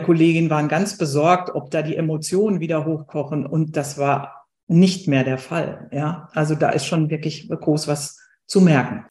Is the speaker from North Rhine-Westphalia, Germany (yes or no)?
yes; Ruhr area, North Rhine-Westphalia, Germany; Ich komme jetzt aus dem Ruhrgebiet